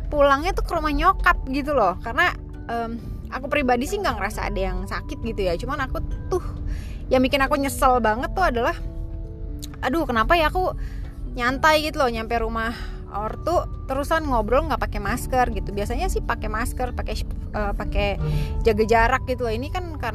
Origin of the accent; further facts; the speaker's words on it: Bogor, West Java, Indonesia; karena karena aku dari Bogor jadi lebih deket kan kalau ke BSD